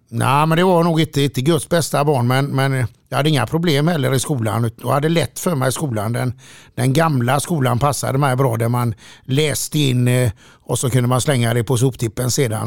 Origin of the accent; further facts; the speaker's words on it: Gothenburg, Västra Götaland, Sweden; från början var man en liten kille som eh, växte upp i jämbrott i Frölunda